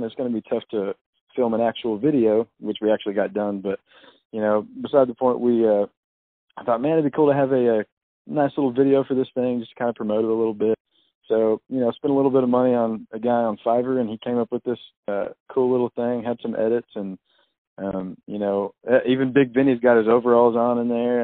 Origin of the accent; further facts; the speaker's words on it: Odessa, Texas, United States; moved away as an adult; also born or lived in Decatur, Texas; now in Tennessee, United States; I'm originally from Texas. I was born in Odessa, Texas, which is oil field country